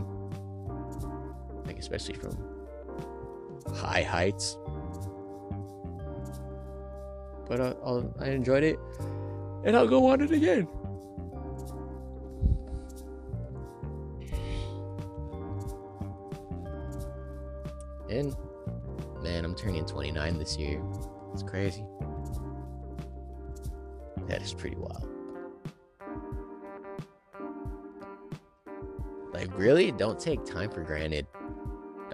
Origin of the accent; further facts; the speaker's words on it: California, United States; it's in California. It's my home state